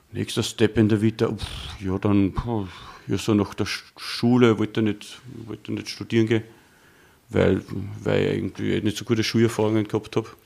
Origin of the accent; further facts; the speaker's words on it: Waldneukirchen, Upper Austria, Austria; also born or lived in Steyr / Bad Hall; geboren, dort aufgewachsen, einen kleinen Dorf namens Waldnerkirchen, auch in die Volksschule gegangen